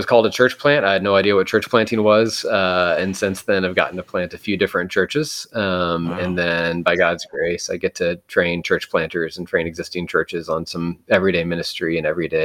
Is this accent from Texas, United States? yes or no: yes; Texas, United States; I grew up in Texas, have been in Texas my whole life